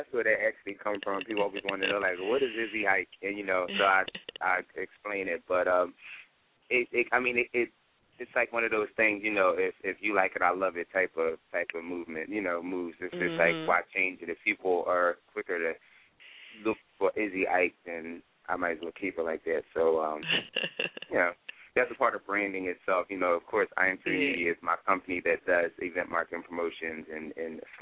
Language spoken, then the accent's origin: English; Philadelphia, Pennsylvania, United States; born and raised in Philadelphia